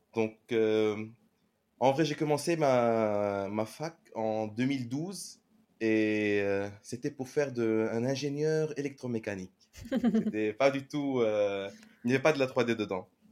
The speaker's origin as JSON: {"language": "French", "country": "Lebanon", "moved": "as an adult", "lives_now": "France", "said": "je suis un CG generalist du Liban"}